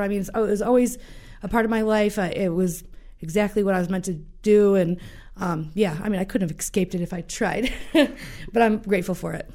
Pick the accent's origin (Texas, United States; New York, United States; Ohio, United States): New York, United States; Jamestown; I'm from Jamestown.